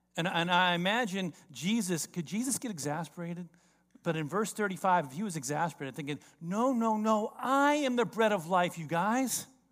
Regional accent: South Florida, United States; I grew up in South Florida.

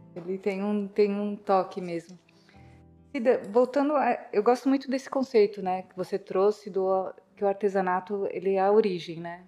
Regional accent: Ubatuba, São Paulo, Brazil; Nós somos de Ubatuba, litoral norte de São Paulo

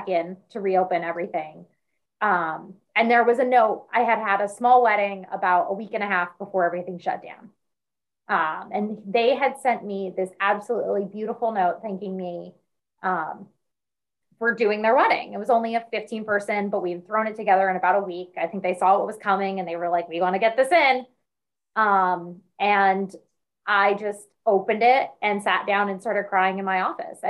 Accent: Massachusetts, United States; now in Philadelphia, United States; I'm from Massachusetts

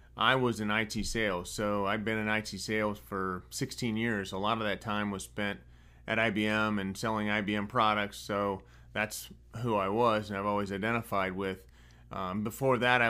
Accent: Northwest Ohio, United States; I was born and raised in Northwest Ohio on a tomato farm

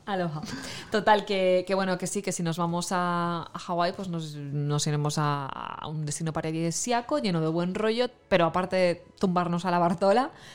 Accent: near Xàtiva, Valencian Community, Spain; yo soy de, cerquita de Jativa

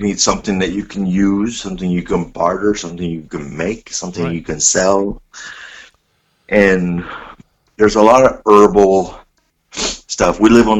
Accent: Missouri, United States; I'm from Missouri.

